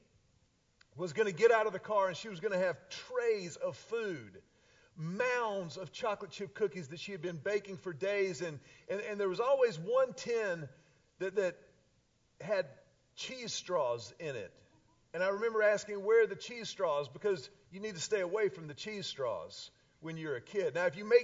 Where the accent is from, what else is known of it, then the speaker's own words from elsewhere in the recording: Houston, Texas, United States; now in Austin, United States; I grew up in Houston.